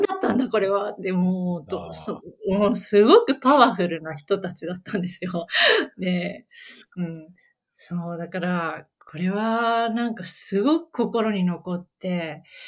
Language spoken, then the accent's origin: Japanese; Niigata, Japan; 私自身、新潟の出身